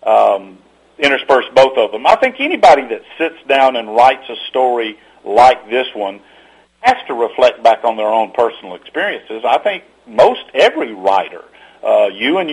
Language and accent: English; Atlanta, Georgia, United States; I grew up, for those who may be familiar with the Atlanta area at all, I grew up on Memorial Drive